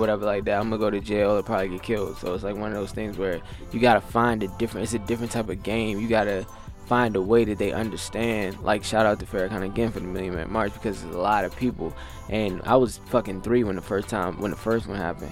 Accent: Alexandria, Virginia, United States; my hometown, Alexandria, Virginia

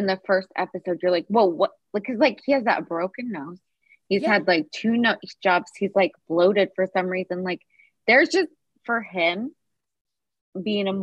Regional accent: Kansas, United States; I am from Kansas, and I have five people in my family who are gay.

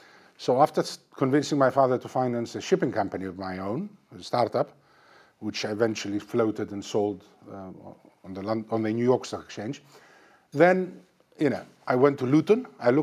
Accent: Greece; accent: partly Greek; moved away as an adult; also born or lived in Cyprus / London; they settled in Greece, where I was born. So to some people I'm Greek, to some people I'm Cypriot, but in fact, I'm neither exactly, because to the Greeks I'm a Cypriot, and to the Cypriots I was born abroad.

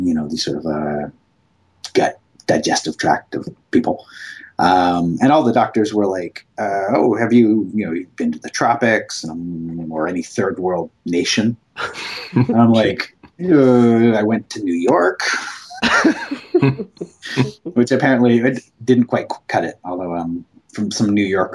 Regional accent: Canada; I'm Canadian

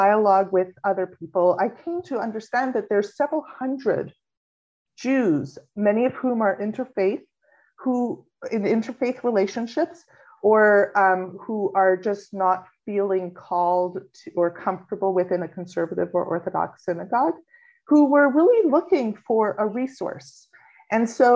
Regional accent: Montreal, Quebec, Canada; moved away as an adult; also born or lived in Kentucky / Nova Scotia; now in Halifax, Canada; Montreal, which is actually my home congregation where I was first born and raised.

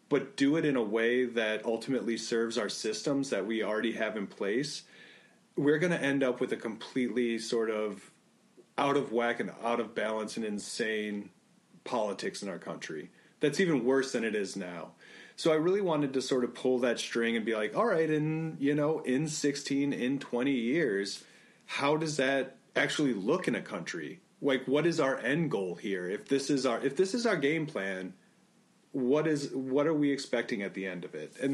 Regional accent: Illinois, United States; Like I grew up in Northern Illinois. If you told me like I was in the same state with somebody who lived in like Southern Illinois, I would say no, I'm really not.

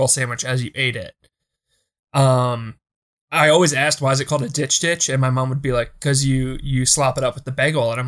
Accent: Philadelphia, Pennsylvania, United States; As a Philadelphian

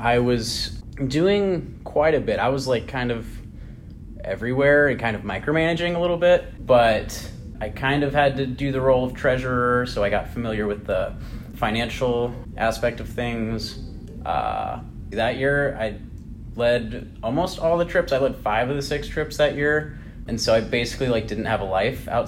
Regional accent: Spokane, Washington, United States; moved away as an adult; now in Chicago, United States; So I have like roots here, but like my hometown is Spokane, Washington

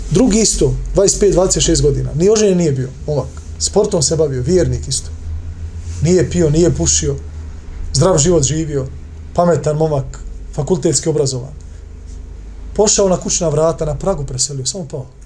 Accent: Bosnia & Herzegovina; Pogledajte kod nas u Bosni.

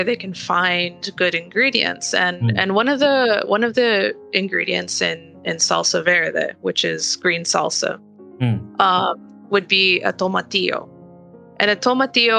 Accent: California, United States; also born or lived in Argentina (ancestry); we're Californian

